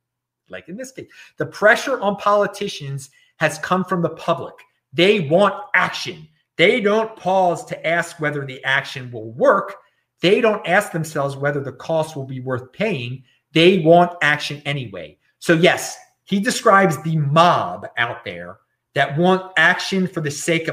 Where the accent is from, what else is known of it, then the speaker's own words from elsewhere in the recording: Maryland, United States; my home state of Maryland, which I'm very far away from right now. I'm in the opposite side of the country